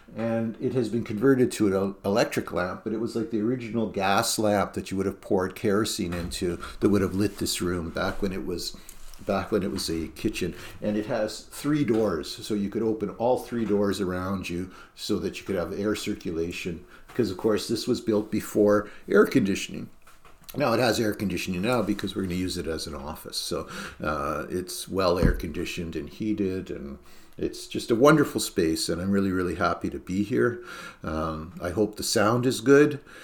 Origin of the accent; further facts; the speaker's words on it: Canada; also born or lived in Norfolk County, Ontario; as a Canadian, even though I am a Canadian citizen